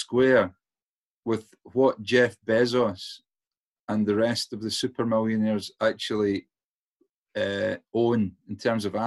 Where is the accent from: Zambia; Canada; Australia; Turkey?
Zambia; moved away; I grew up in Africa.